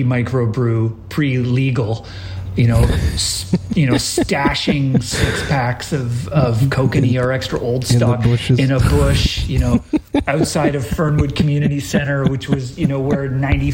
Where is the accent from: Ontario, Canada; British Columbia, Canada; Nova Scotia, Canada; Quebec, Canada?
British Columbia, Canada; Victoria; now in Toronto, Canada; I grew up in Victoria, BC